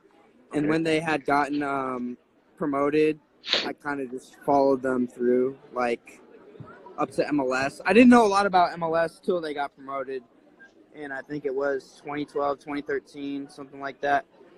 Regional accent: Atlanta, Georgia, United States; now in New York, United States; I live in New York, but I'm from Atlanta originally

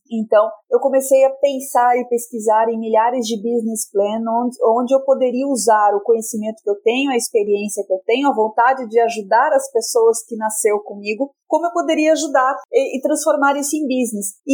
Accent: Curitiba, Paraná, Brazil; also born or lived in Rio Grande do Sul; eu sou curitibana, ah, de vez em quando escapa uns leite quente, e passei a minha infância inteira entre Paraná e Rio Grande do Sul.

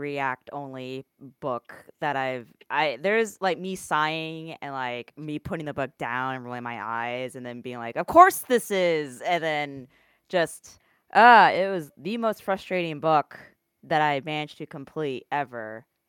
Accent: Midwest, United States; Growing up in the Midwest is cool, guys.

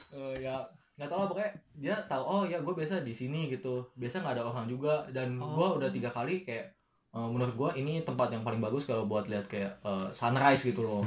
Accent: Indonesia; moved away; gue dari Indo

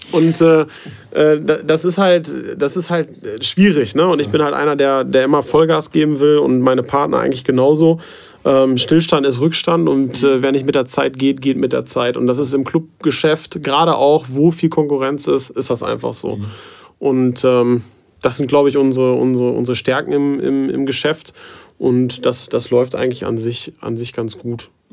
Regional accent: the Detmold region, North Rhine-Westphalia, Germany; ich halt in, in Detmold, weil ich auch gebürtig aus der Region halt komme, immer vor Ort bin

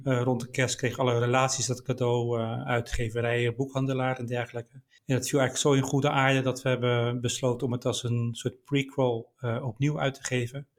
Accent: Delft, South Holland, Netherlands; Ik kom uit Delft oorspronkelijk

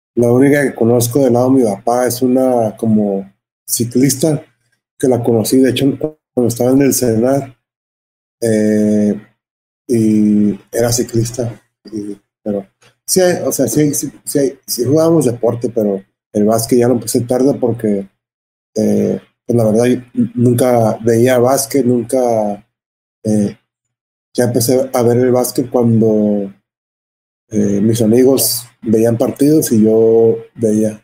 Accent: Los Angeles, California, United States; yo creciendo en Los Ángeles

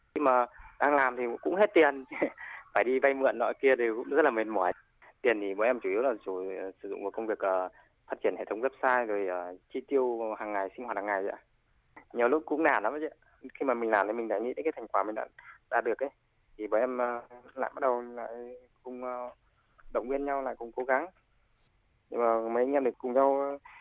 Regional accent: Thai Nguyen, Vietnam; Em đến từ Thái Nguyên

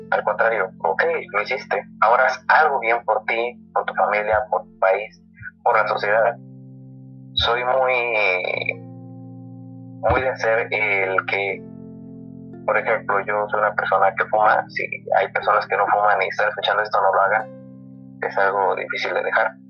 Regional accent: Guanajuato, Mexico; Orgullo Guanajuatense, donde soy yo

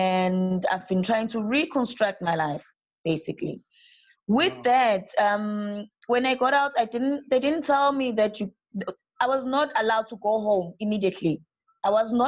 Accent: South Africa; moved away as an adult; now in Brazil; I'm from South Africa

